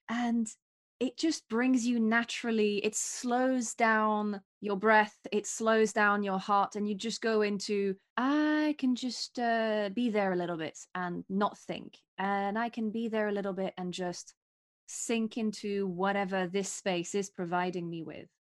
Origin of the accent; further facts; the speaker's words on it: near Paris, Île-de-France, France; now in London, United Kingdom; my hometown is right next to Paris